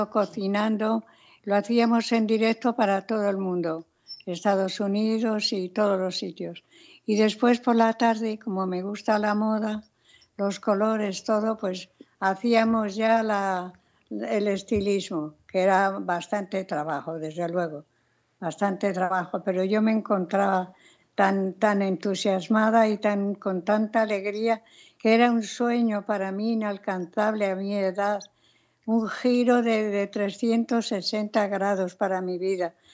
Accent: Spain; also born or lived in Los Angeles; el asau de mi tierra

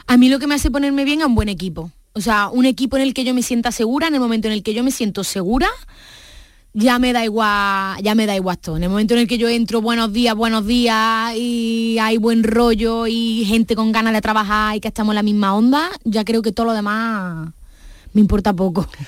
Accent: Córdoba, Andalusia, Spain; accent: Andalusian, Cordoban; now in Madrid, Spain; Yo siempre llevo mi propuesta de hablar en andaluz a tope, en cordobés

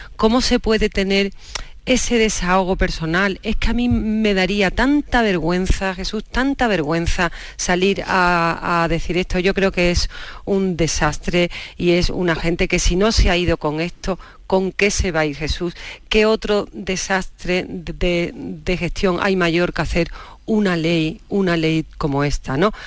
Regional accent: Andalusia, Spain; now in Madrid, Spain; como buena andaluza

